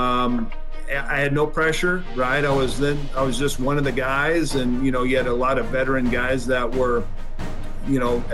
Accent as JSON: {"language": "English", "region": "Washington", "country": "United States", "said": "Seattle at Safeco, obviously my home state"}